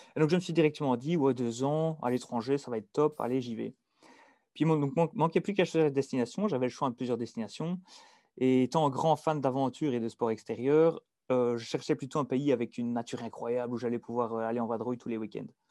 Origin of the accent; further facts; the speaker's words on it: Dinant, Wallonia, Belgium; accent: Belgian; moved away as an adult; also born or lived in Liège / Norway; je suis belge. Donc, je viens plus précisément de Dinan